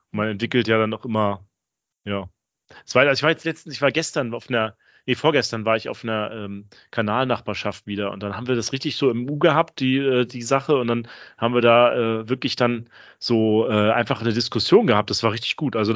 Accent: Rostock, Mecklenburg-Vorpommern, Germany; Ich komme ja eigentlich aus Rostock und würde ja gern äh, mein Segelboot dann irgendwann im Rostocker Stadthafen mal liegen haben.

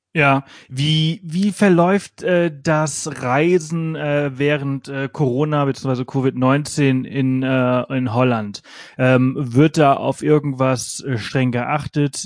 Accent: Pollença, Balearic Islands, Spain; now in Garmisch-Partenkirchen, Germany; ich komme ja aus Poyenza

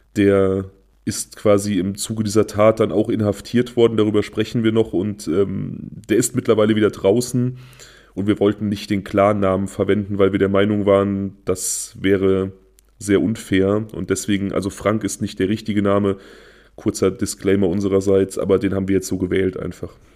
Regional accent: Germany; Niedertresselndorf, mein Heimatort

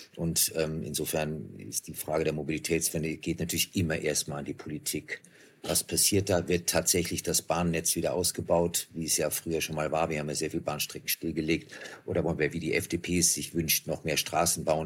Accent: Germany; als Deutscher

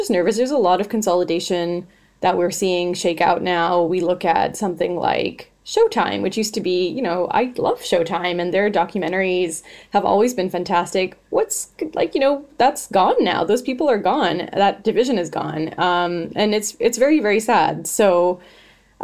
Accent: Canada; I'm Canadian

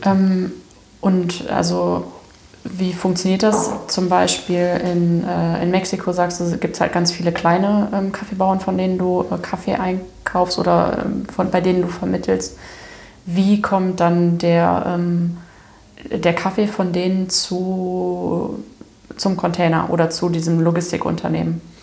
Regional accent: Daun, Rhineland-Palatinate, Germany; ich bin in Down zur Schule gegangen

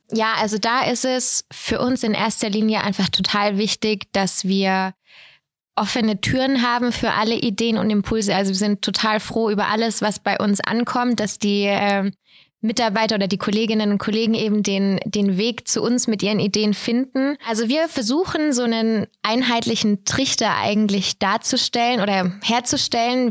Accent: Bad Mergentheim, Baden-Württemberg, Germany; Ich komme hier aus Bad Mergentheim

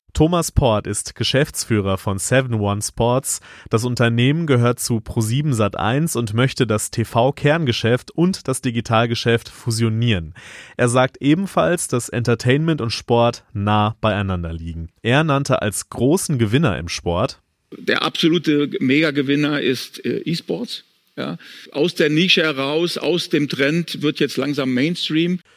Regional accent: Upper Bavaria, Germany; ich bin Oberbayer

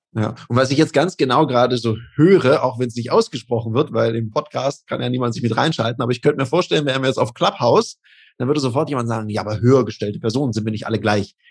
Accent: Denmark; now in Switzerland; Ich bin ja auch in Dänemark aufgewachsen

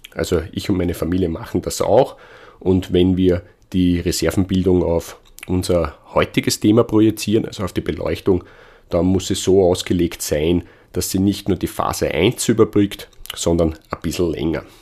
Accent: Austria; Bei uns in Österreich

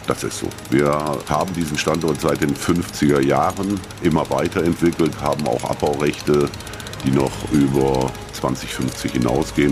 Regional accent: Waldeck-Frankenberg district, Hesse, Germany; wir sind alle aus dem Kreis Waldeck Frankenberg

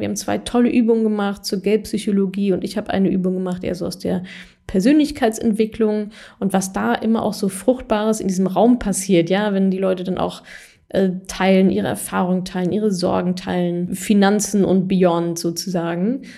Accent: Ruhr area, North Rhine-Westphalia, Germany; ich habe auch ganz viele aus meiner Heimat hier in NRW, Ruhrpott

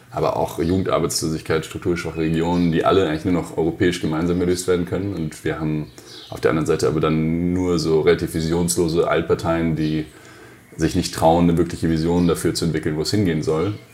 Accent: Hesse, Germany; bin einfach ganz normal aufgewachsen in der Nähe von Frankfurt, in, in Hesse.

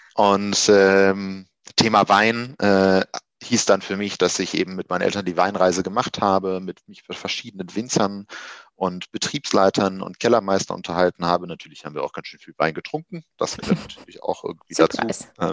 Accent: Wuppertal, North Rhine-Westphalia, Germany; moved away as an adult; also born or lived in Düsseldorf / Göttingen; aufgewachsen in Wuppertal, äh, habe dort 20 Jahre lang mein, meines Lebens verbracht

